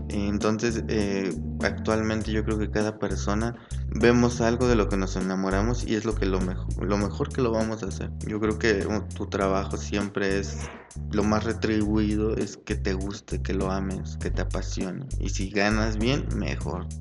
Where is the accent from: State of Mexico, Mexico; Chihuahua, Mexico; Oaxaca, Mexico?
State of Mexico, Mexico; Toluca; soy de Toluca, Estado de México